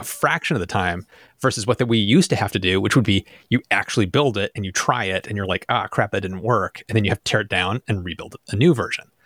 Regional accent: United States; I'm from America.

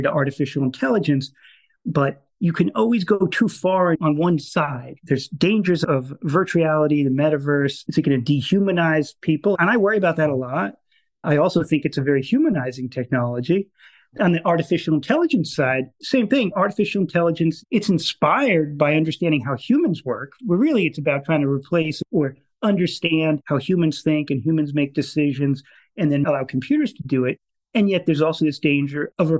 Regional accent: Long Island, New York, United States; I grew up in New York on Long Island. I grew up in a suburb of Manhattan.

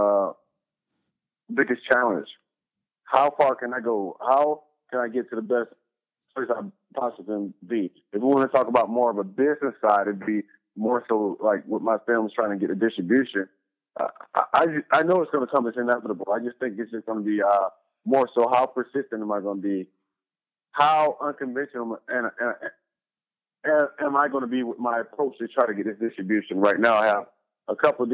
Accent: Atlanta, Georgia, United States; now in Los Angeles, United States; native, born and raised in Atlanta, Georgia, currently residing in Los Angeles, California

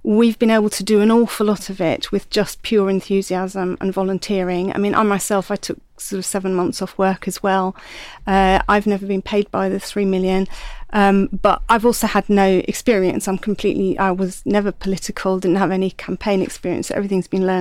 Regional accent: Netherlands; moved away as an adult; now in United Kingdom; hold on to my Dutchness

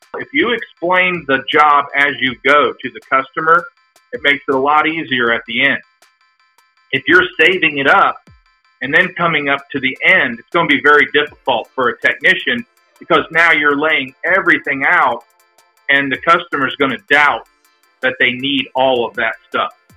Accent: Mansfield, Ohio, United States; moved away as an adult; now in Dayton, United States; I'm originally from Mansfield, Ohio, um, and I live in Dayton, Ohio right now

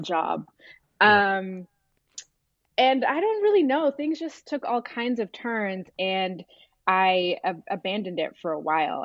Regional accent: Abidjan, Côte d’Ivoire; moved away; also born or lived in Sudan; I was born in Sudan, but I, I spent most of my early life in, in Abidjan in, in Cote d'Ivoire.

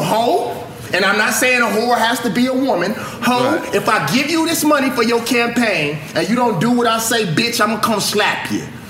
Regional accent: Mississippi, United States; moved away; I am from Mississippi

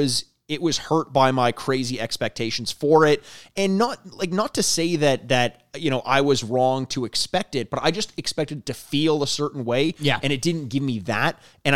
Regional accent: United Kingdom; I'm the British author of the podcast where I got paid per word.

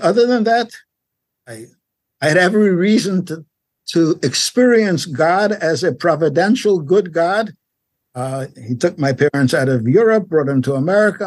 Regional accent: New York, United States; also born or lived in Paris, France / Long Beach, California; now in Los Angeles, United States; grew up in New York if you know New York, Brownsville, East Flatbush, Crown Heights

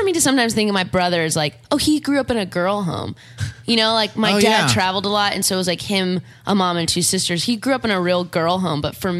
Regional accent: Orange County, California, United States; moved away as an adult; now in Los Angeles, United States; I grew up an hour south of here in Orange County.

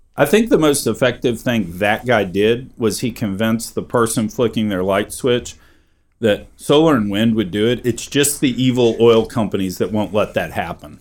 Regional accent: Texas, United States; I'm a Texan

